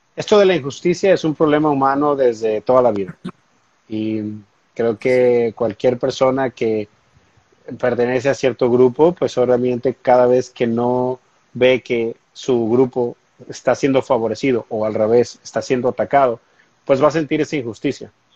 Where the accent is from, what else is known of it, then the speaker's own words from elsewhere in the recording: Mexico; now in United States; yo soy, soy mexicano, soy latino